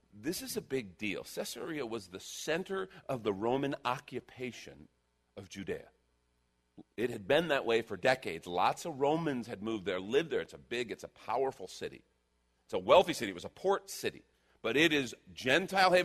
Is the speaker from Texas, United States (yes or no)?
yes; Texas, United States; We're from Texas